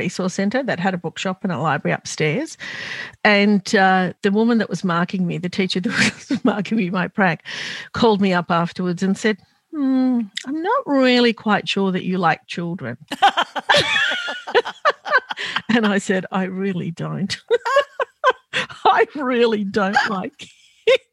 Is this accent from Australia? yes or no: yes; Sydney, New South Wales, Australia; I grew up in Glebe and then we moved to Marrickville